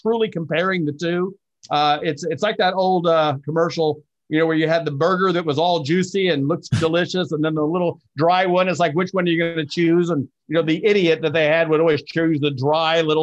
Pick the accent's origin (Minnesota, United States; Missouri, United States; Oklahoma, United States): Missouri, United States; troubled kid growing up in Missouri